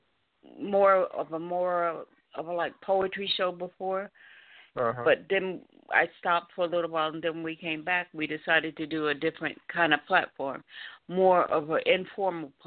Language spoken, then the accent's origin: English; New York, United States; I'm from New York